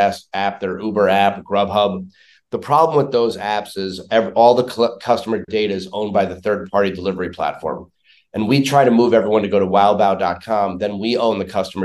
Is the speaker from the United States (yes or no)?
yes; New York City, New York, United States; moved away as an adult; now in Chicago, United States; originally born and raised in New York City